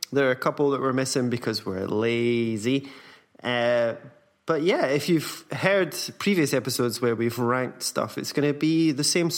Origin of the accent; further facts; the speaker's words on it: Scotland, United Kingdom; now in Berlin, Germany; being Scottish.